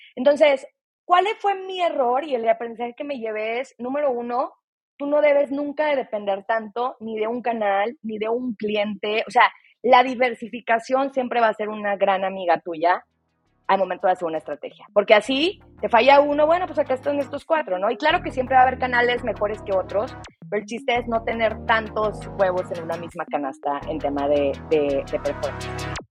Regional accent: Torreón, Coahuila, Mexico; estuve en el TEC de Monterrey, en Torreón, de donde yo soy

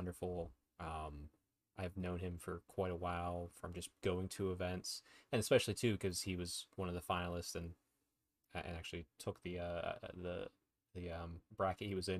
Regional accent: United States; as an American

